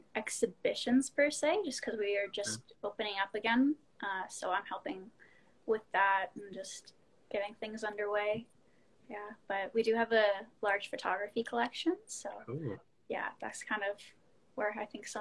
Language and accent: English; Nova Scotia, Canada; moved away as an adult; also born or lived in Boston / Montreal; I'm from Nova Scotia